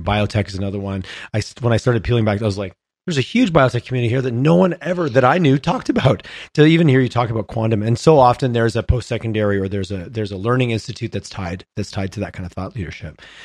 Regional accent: Montreal, Quebec, Canada; now in Calgary, Canada; I grew up on the on the East Coast, I grew up Montreal

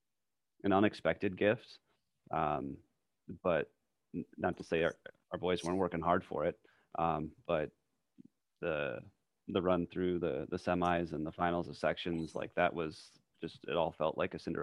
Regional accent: Fargo, North Dakota, United States; I grew up in Fargo, so I went to Fargo South High

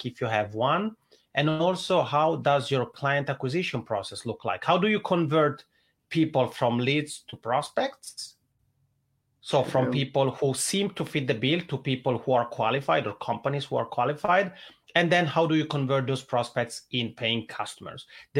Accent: Italian-speaking Switzerland, Switzerland; accent: Italian ("macaroni accent"); English is a second language; moved away as an adult; now in Helsinki, Finland; I'm originally from the Italian speaking part of Switzerland. That's why I have this funny macaroni accent, but I've been living in Helsinki, Finland for about 10 years now

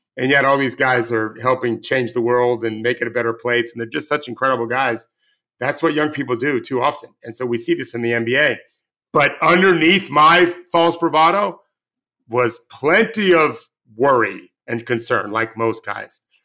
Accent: United States; I'm born and raised in the United States

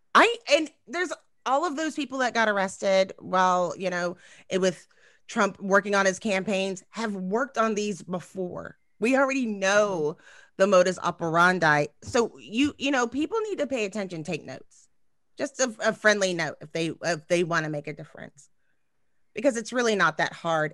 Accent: Texas, United States; I'm from Texas

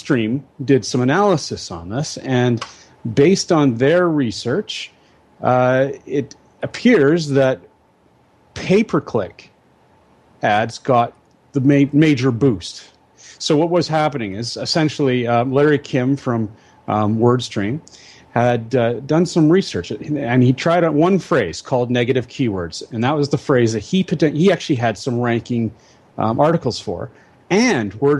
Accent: Victoria, British Columbia, Canada; I'm a fifth generation Victorian.

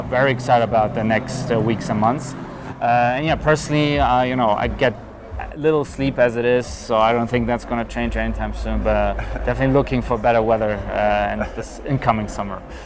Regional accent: Berlin, Germany; moved away as an adult; also born or lived in London; now in Zug, Switzerland; So I grew up in Germany, in Berlin, Germany.

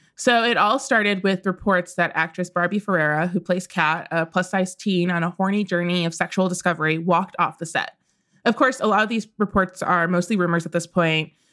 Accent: Midwest, United States; I grew up in the Midwest

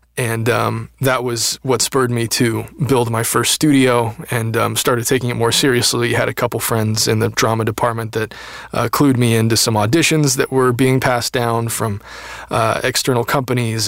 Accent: Seattle, Washington, United States; now in Los Angeles, United States; I grew up in the Seattle area

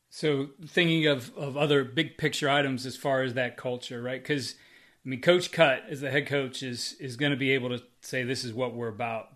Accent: Northeast Ohio, United States; I'm from the West Side.

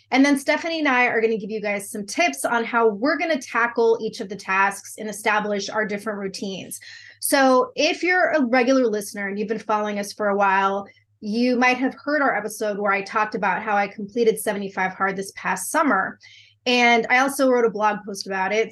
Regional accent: Southern California, United States; moved away as an adult; also born or lived in Texas Panhandle; now in Texas, United States; I grew up in sunny Southern California

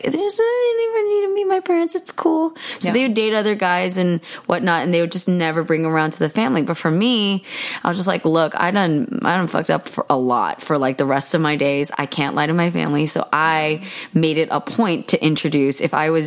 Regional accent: United States; I'm an American, so like we date in America

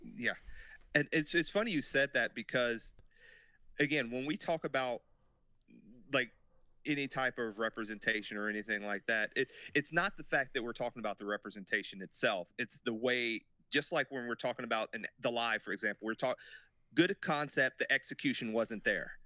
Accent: United States; us being American boys and girls

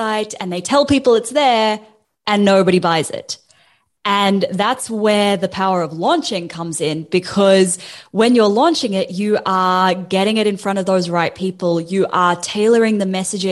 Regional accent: New Zealand; now in Australia; I'm a Kiwi citizen in Australia

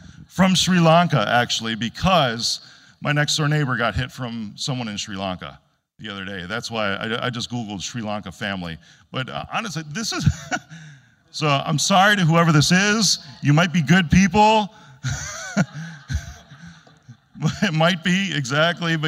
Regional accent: Illinois, United States

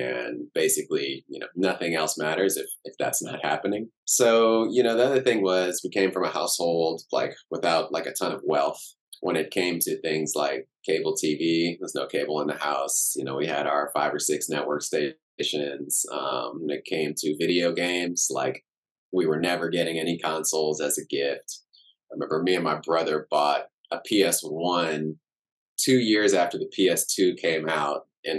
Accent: Cameroon; born there; So I was born in Cameroon in West Africa. My dad and kind of his whole, you know, lineage of family going back generations, all from Cameroon.

